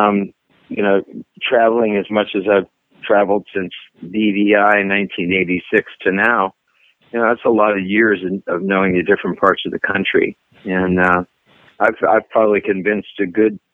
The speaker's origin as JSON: {"language": "English", "town": "Las Vegas", "region": "Nevada", "country": "United States", "moved": "as an adult", "lives_now": "Nashville, United States", "said": "I'm from Vegas originally. And I traveled the world"}